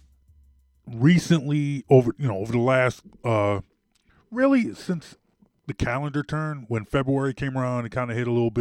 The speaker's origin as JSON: {"language": "English", "town": "Roslyn", "region": "Pennsylvania", "country": "United States", "tie": "born or raised there", "said": "I grew up in Roslyn. I grew up in Roslyn."}